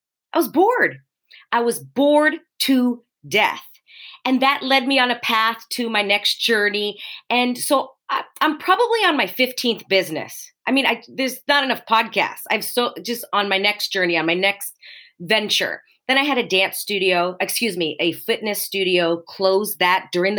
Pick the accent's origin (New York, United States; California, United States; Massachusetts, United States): California, United States; Los Angeles; I was born in Los Angeles. Born and raised, still here